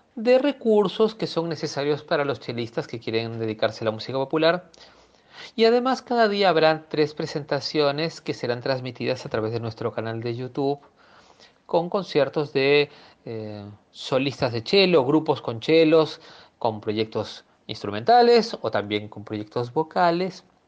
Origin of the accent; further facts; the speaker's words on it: Peru; moved away as an adult; also born or lived in Buenos Aires, Argentina; now in Argentina; Nací en Perú y en el año 93 me trasladé a Buenos Aires para mm, estudiar en el Conservatorio Nacional.